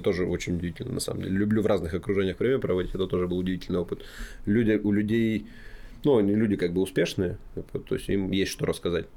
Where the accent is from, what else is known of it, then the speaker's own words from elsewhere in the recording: Kamyshlov, Sverdlovsk Oblast, Russia; моей малой родине, в городе Камышлов